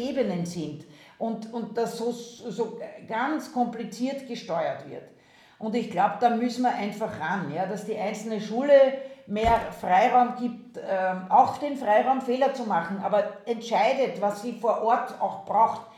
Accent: Austria; moved away as an adult; now in Germany; ursprünglich komme ich aus Österreich, das hört man

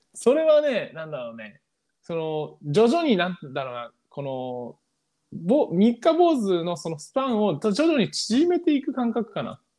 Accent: Japan; also born or lived in China; 中国生まれ、日本育ちの中国語講師

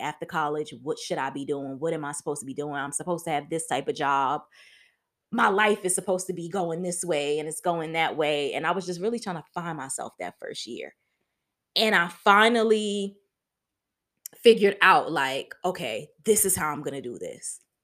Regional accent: New York City, New York, United States; moved away as an adult; also born or lived in Atlanta, Georgia; I'm originally from Harlem, New York

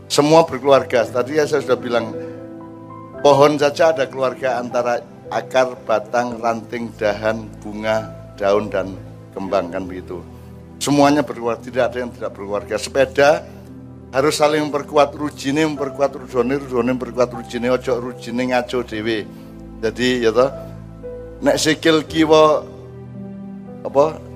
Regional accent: Java, Indonesia; Kita kita sudah diajari sebelum Islam datang kita sudah diajari oleh mbah-mbah kita orang Jawa

